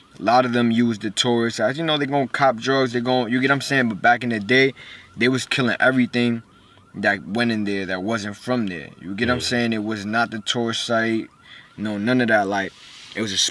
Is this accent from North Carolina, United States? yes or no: no; New York City, New York, United States; born or raised there; English is a second language; also born or lived in Puerto Rico